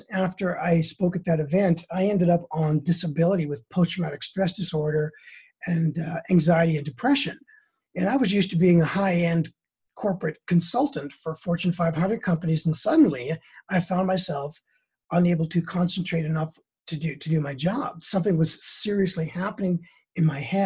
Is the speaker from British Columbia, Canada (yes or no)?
yes; Prince George, British Columbia, Canada; moved away as an adult; now in United States; I was in my hometown in Prince George